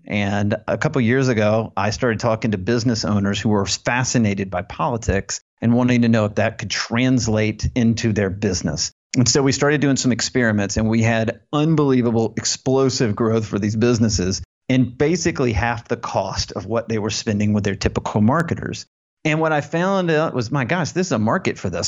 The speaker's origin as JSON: {"language": "English", "region": "Alabama", "country": "United States", "tie": "born or raised there", "said": "I was born in Alabama, went to the University of Alabama"}